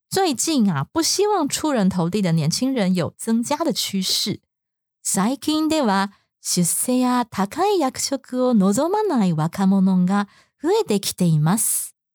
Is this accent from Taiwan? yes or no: yes; Taiwan; 就是如果是我们台湾人